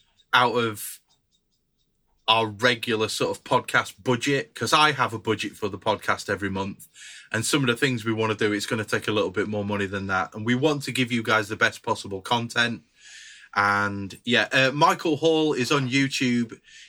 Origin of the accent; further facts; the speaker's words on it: Barcelona, Catalonia, Spain; I know nothing. I'm from Barcelona.